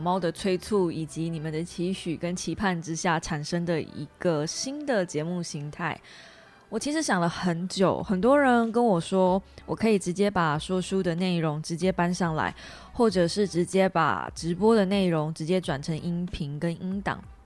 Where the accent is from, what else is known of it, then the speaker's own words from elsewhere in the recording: Kaohsiung, Taiwan; 即便我是高雄人，其实严格说起来，呃，高雄的球场离我家也不远